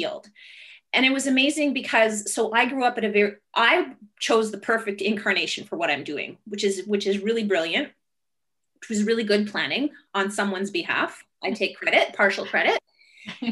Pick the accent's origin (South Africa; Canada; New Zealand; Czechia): Canada; I grew up, I'm Indigenous Canadian, so I'm Ojibwe, and I grew up in my traditional territory